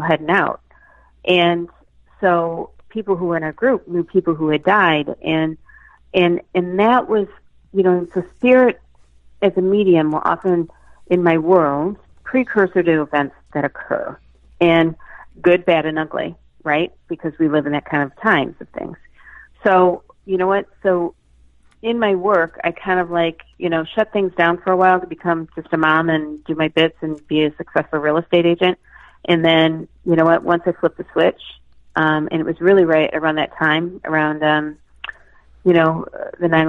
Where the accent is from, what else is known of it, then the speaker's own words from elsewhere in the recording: Michigan, United States; also born or lived in Boston; now in Andover, United States; I'm originally from Michigan, and here I land in Andover, Massachusetts